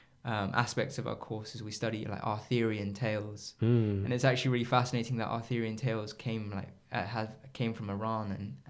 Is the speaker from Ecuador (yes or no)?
yes; Ecuador; born there; because my background is, both my parents are English, but I was born in Ecuador.